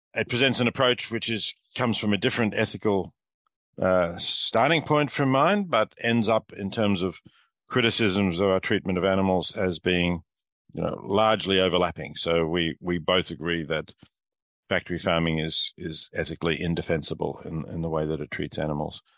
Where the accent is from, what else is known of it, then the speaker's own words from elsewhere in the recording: Australia; moved away as an adult; also born or lived in Melbourne; now in Princeton, United States; I teach at Princeton University, but I am Australian